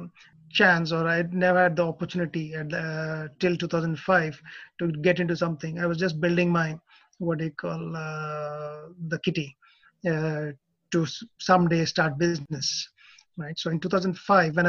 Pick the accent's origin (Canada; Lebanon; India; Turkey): India; moved away as an adult; also born or lived in Australia / Indonesia; now in Japan; I'm from India, did my MS in IT from Australia. And after a short stint in Indonesia, I arrived in Japan in 1998.